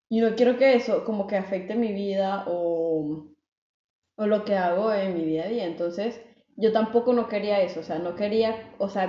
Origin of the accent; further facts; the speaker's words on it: El Salvador; now in Belgium; vivo también en Bélgica, soy de El Salvador